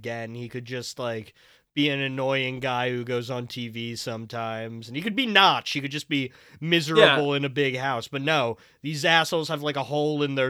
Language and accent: English; New Jersey, United States; I'm from New Jersey, the best place on earth